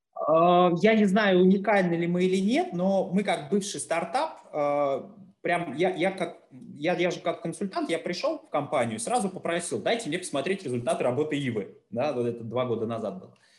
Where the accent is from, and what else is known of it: Russia